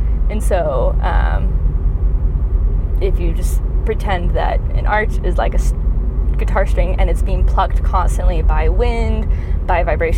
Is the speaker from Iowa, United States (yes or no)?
no; Oregon, United States; moved away; I grew up in Oregon